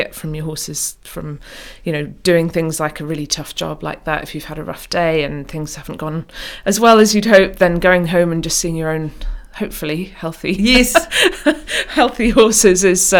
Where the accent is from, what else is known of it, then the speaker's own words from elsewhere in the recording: Oman; now in United Kingdom; So yes, we spent time growing up in Oman, and it was when we came back from Oman to the UK that my sister and I finally persuaded our parents